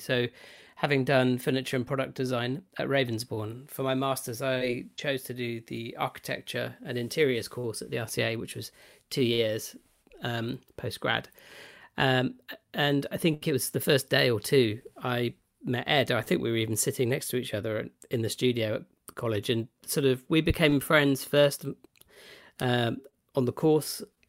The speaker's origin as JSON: {"language": "English", "region": "South East England", "country": "United Kingdom", "tie": "born or raised there", "said": "So I grew up in West Oxfordshire, in a relatively small town on the edge of Oxford."}